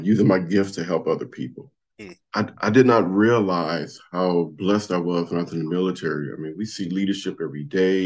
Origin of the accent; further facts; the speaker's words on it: Compton, California, United States; moved away; when I was growing up in Compton